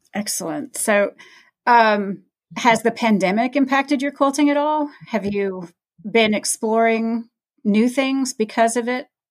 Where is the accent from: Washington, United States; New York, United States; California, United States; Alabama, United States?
Alabama, United States; I'm from Alabama